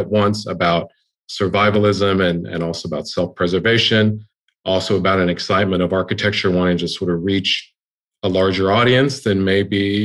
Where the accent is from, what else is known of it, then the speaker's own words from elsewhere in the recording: Houston, Texas, United States; now in Austin, United States; I grew up in Houston.